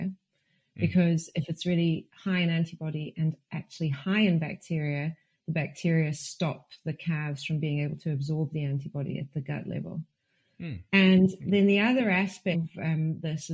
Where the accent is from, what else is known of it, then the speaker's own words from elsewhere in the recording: South Africa; also born or lived in Hamilton, New Zealand / Ireland (ancestry); now in Glasgow, United Kingdom; My parents are Irish, but I was brought up in South Africa. I spent a lot of time in Hamilton actually though